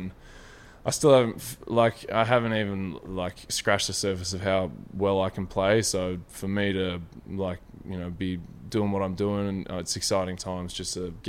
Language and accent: English; Deniliquin, New South Wales, Australia; also born or lived in Melbourne; I think it's like a mixture of Deniliquin up in New South Wales, just across the border.